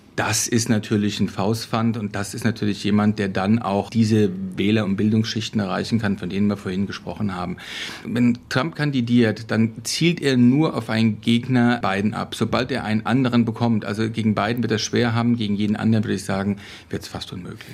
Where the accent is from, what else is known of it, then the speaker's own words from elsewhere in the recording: Hesse, Germany; bei uns in Hessen